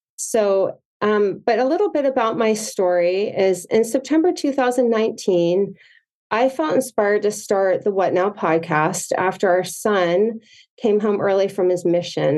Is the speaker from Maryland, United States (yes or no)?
yes; Potomac, Maryland, United States; also born or lived in Provo, Utah; now in San Clemente, United States; I grew up in Potomac, Maryland